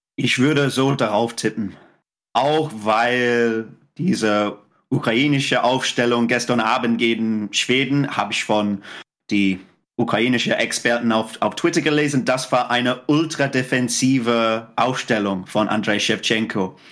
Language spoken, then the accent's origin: German; England, United Kingdom; German is a second language; als Engländer